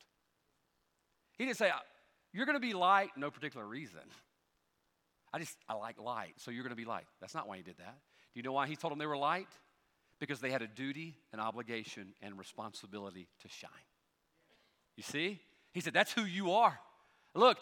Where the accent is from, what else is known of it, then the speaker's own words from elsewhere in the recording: United States; I'm an American